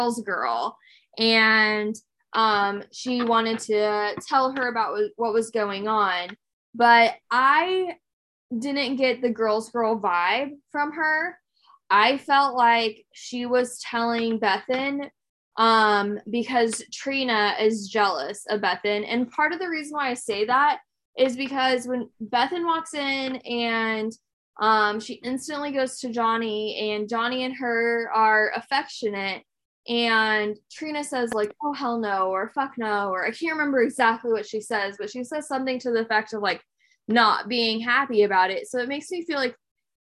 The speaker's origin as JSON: {"language": "English", "country": "United States", "said": "as Americans"}